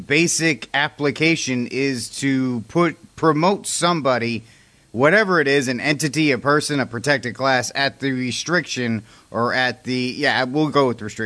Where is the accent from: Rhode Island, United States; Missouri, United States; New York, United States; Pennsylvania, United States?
Rhode Island, United States; moved away; I'm from Rhode Island originally